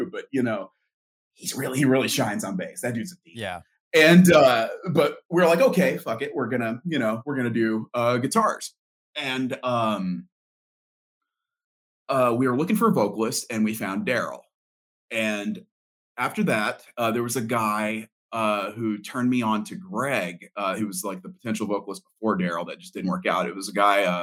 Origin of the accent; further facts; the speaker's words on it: Tampa, Florida, United States; Um, I came from Florida, uh, from the Tampa area, and I was with a couple, you know, just a bunch of bands there.